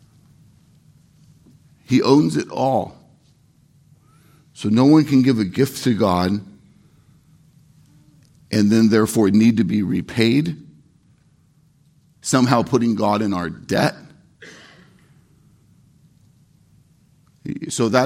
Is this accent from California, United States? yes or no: yes; Irvine, California, United States; I'm from Orange County, from Irvine, California. I'm a city kid. I'm a Southern California kid